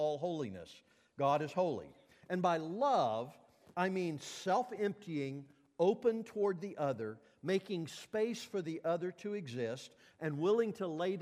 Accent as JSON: {"language": "English", "region": "Mississippi", "country": "United States", "tie": "born or raised there", "said": "when I was a kid growing up in Mississippi and Martin Luther King was marching in the streets of my town"}